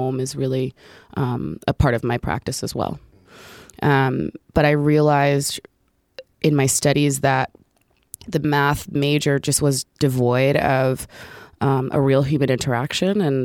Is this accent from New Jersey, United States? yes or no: yes; Orange, New Jersey, United States; I grew up in Orange, New Jersey, which is a suburb about 15 minutes outside of Newark